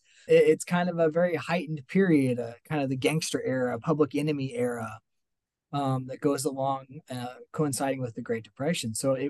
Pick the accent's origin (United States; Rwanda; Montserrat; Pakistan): United States; Missouri; we grew up in Missouri in various parts of the state